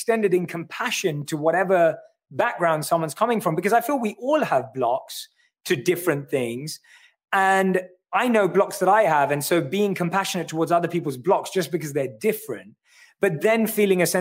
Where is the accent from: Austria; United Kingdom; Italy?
United Kingdom; London; I'm born and raised in London. I grew up in North London